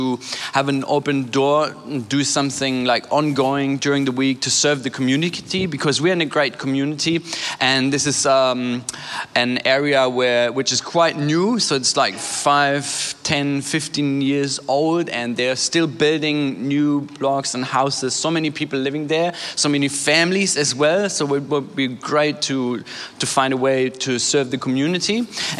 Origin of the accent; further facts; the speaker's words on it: Germany; also born or lived in Hamburg; I was born and raised in Germany